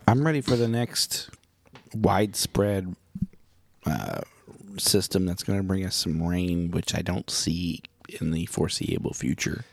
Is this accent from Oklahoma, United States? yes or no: yes; Oklahoma, United States; accent: Oklahoma; I've always wanted to speak in a English accent, but I just can't 'cause I'm from Oklahoma.